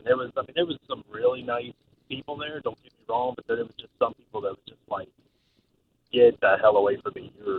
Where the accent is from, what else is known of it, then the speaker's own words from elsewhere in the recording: Maryland, United States; moved away as an adult; now in Tampa area, United States; I'm originally from Maryland